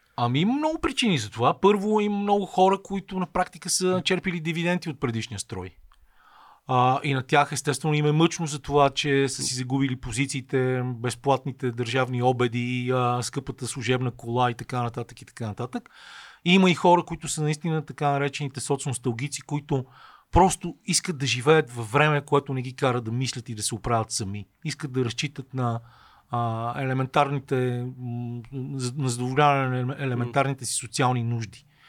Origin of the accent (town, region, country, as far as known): Bulgaria